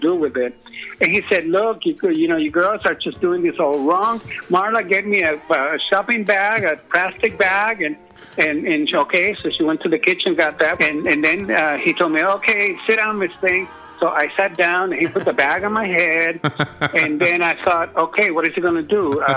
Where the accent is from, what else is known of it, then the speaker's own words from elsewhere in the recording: San Francisco, California, United States; I grew up in San Francisco